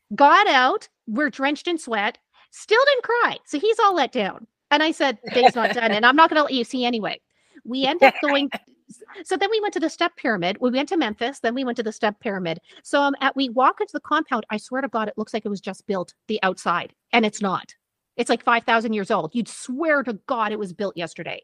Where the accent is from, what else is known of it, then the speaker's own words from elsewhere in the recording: Canada; we're Canadian, so we can't be rude.